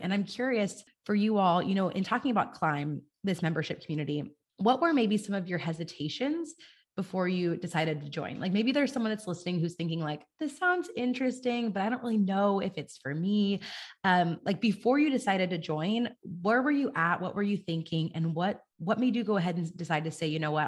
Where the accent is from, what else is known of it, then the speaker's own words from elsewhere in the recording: California, United States; I'm from California, and in our four-H and F F A, in California